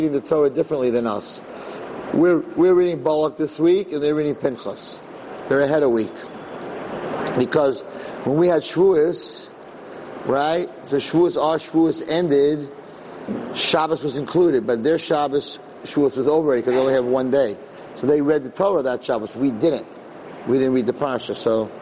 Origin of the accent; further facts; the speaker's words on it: United States; I'm an American